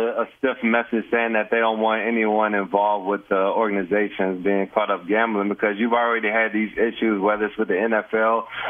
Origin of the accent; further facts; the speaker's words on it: Bay St. Louis, Mississippi, United States; I'm from Bay St. Louis, Mississippi, so I'm from that area.